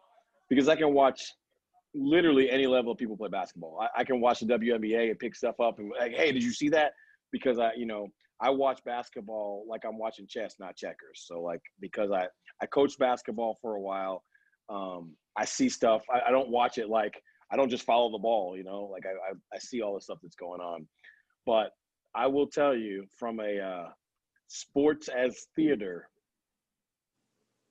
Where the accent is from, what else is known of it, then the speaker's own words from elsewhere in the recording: New York City, New York, United States; I was born and raised in Brooklyn, New York